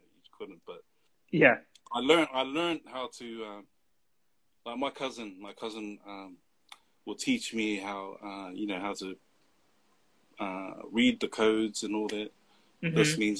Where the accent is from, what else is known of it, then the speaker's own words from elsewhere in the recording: Auckland, New Zealand; coming from Mangere, South Auckland, that's all you see, just Polys most of the time